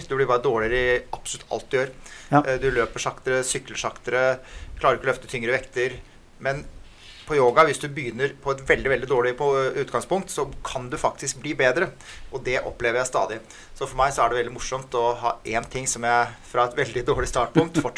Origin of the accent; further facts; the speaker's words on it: Askim, Østfold, Norway; moved away as an adult; Men jeg flyttet fra Askim da jeg var 19 år.